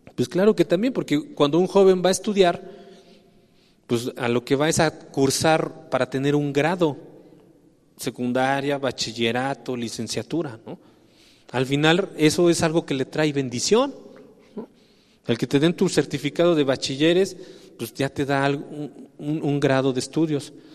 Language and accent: Spanish; Mexico; somos mexicanos